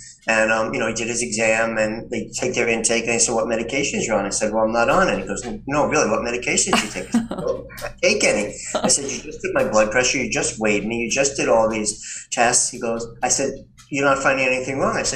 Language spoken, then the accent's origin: English; New York City, New York, United States; I grew up in New York City.